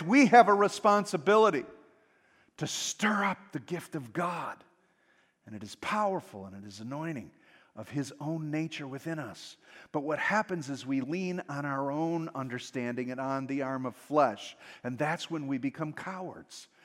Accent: United States; being American

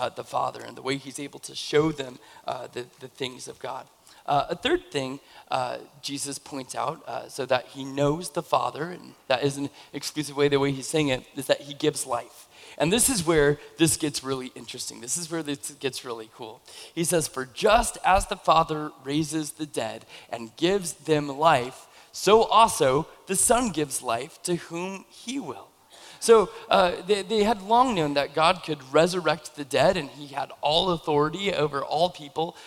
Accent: Camas, Washington, United States; moved away as an adult; I, I grew up in Camas, and then I moved away for like 15 years, and then I moved back into the area

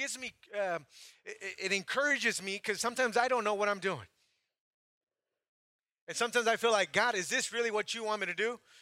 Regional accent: Santa Maria, California, United States; moved away as an adult; also born or lived in Mexico; now in Playa del Carmen, Mexico; I grew up in Santa Maria, California

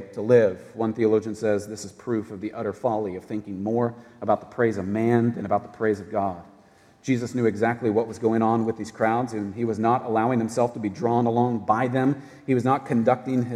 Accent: United States; as an American citizen

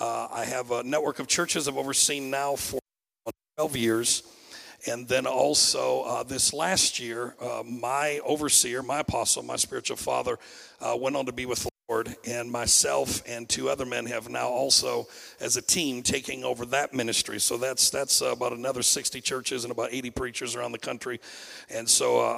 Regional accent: Saginaw, Michigan, United States; I am from Saginaw, Michigan

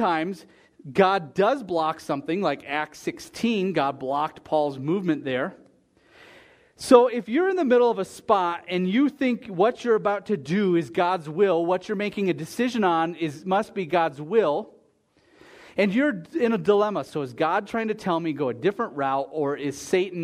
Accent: United States; As an American

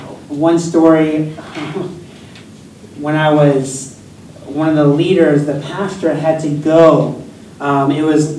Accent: United States; Yes, I'm from the United States, and I love the summer in the U.S., but I've lived here longer than anywhere I've ever lived in my whole life. Even as a kid, I moved around a lot

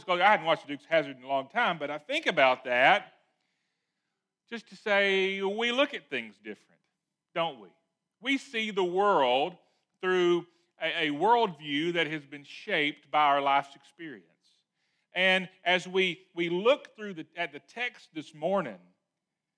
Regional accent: Lewisville, Arkansas, United States; I was from Louisville, Arkansas

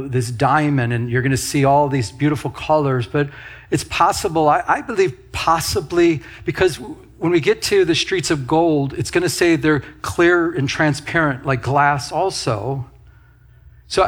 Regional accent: Michigan, United States; moved away; I'm from Michigan

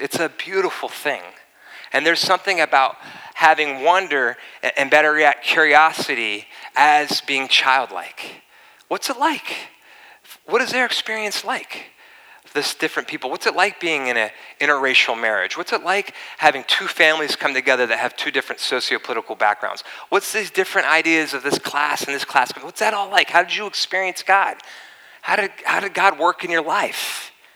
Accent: East Coast, United States; also born or lived in La Costa, Carlsbad, California; now in Carlsbad, United States; I grew up in the East Coast.

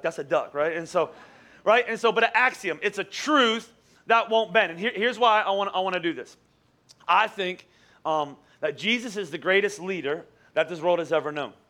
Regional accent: Boyertown, Pennsylvania, United States; I, I grew up in Boyertown. I went to Boyertown Elementary School

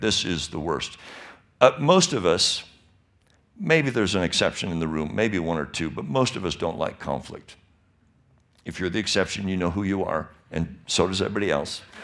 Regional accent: Michigan, United States; now in California, United States; I was born and raised in Michigan.

